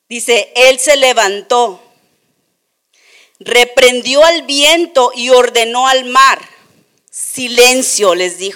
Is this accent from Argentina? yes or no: no; Tijuana, Baja California, Mexico; muchos de nosotros crecimos, chicos, aquí en Tijuana y cuando íbamos en la calafia o cuando íbamos en los camiones